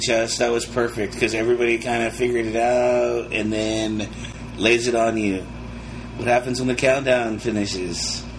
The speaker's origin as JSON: {"language": "English", "region": "Texas", "country": "United States", "said": "we're from Texas"}